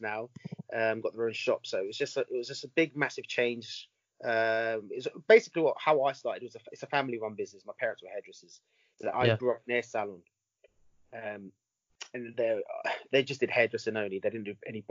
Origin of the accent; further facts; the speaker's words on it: England, United Kingdom; I was born in England, so I've got Italian background, Italian heritage.